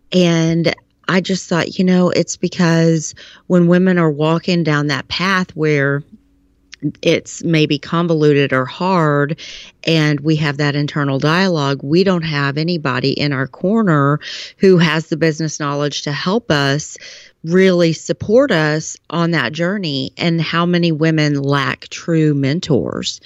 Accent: Texas, United States; I am from Texas.

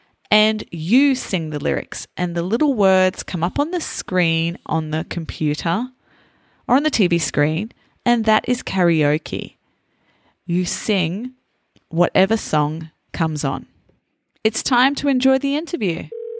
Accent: Australia; accent: Australian; Naturally, as an English teacher, I have toned down my Australian accent. And a lot of people that I meet actually say to me that they can't hear too much of the Australian accent.

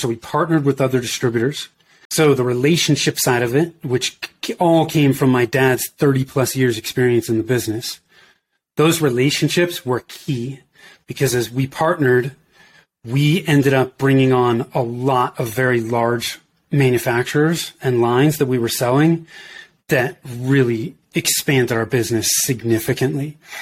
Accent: Danville, California, United States; moved away as an adult; also born or lived in Oakland, California / Denver, Colorado; I grew up in Northern California in the Bay Area. So in the East Bay, uh, if you're familiar with that, I grew up in Danville. I was born in Oakland

